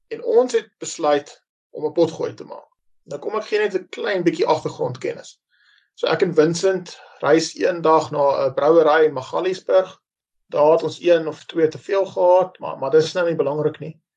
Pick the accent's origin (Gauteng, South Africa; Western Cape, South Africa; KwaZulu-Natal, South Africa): Gauteng, South Africa; Roodepoort; Ek is gebore in Roodepoort, Wesrand van Johannesburg, Suid-Afrika.